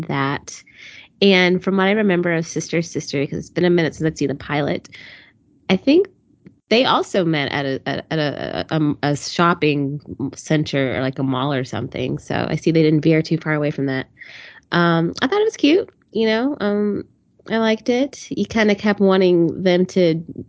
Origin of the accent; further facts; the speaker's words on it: Canada; I'm Canadian